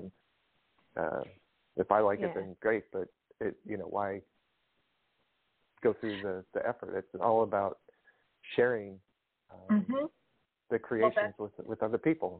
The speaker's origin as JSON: {"language": "English", "town": "Pontiac", "region": "Michigan", "country": "United States", "tie": "born or raised there", "also_born_or_lived": "outside Philadelphia, Pennsylvania", "moved": "yes"}